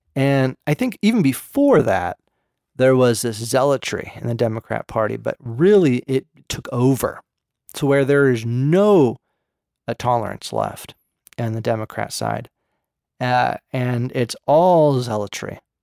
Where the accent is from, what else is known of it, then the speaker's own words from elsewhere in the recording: Berkeley, California, United States; I grew up in Berserkly